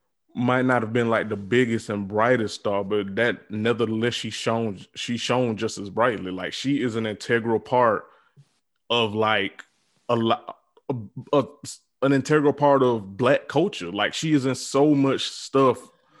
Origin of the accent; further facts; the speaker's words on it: Deep South, United States; I am from the South, the deep South. I am in a big family with a whole bunch of Black women.